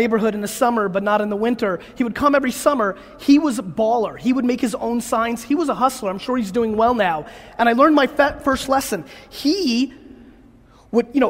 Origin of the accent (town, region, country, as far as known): New York City, New York, United States; born or raised there; also born or lived in Belarus